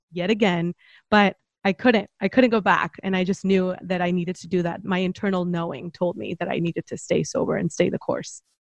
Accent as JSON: {"language": "English", "country": "Mexico", "moved": "as an adult", "lives_now": "San Diego, United States", "said": "I'm originally from Mexico, but I've been here for coming up on a decade."}